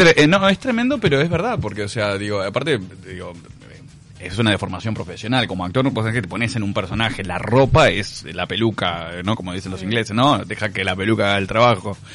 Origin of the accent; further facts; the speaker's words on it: Uruguay; soy la primera generación de uruguayos de mi familia, son todos gallegos, este mi hermana y yo somos los únicos uruguayos